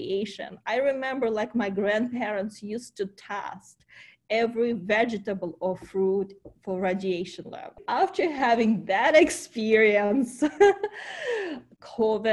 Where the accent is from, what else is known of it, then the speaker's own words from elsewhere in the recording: Ukraine; first language Ukrainian; English is a second language; moved away as an adult; also born or lived in Kyiv, Ukraine; now in United States; I came from Ukraine. I still remember how my family was going through Chernobyl time.